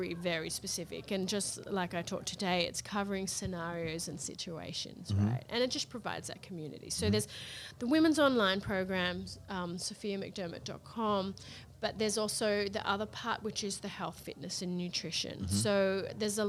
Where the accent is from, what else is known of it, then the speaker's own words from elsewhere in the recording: Australia; now in Las Vegas, United States; Being Australian